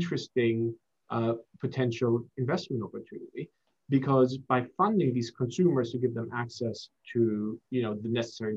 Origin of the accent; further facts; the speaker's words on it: Germany; also born or lived in Singapore / United States; now in London, United Kingdom; I was raised in Germany, went to university in the US, and live in London.